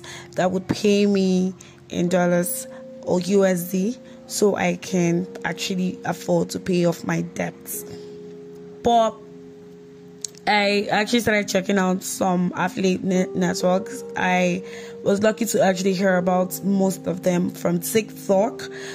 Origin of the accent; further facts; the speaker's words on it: Nigeria; I'm from Nigeria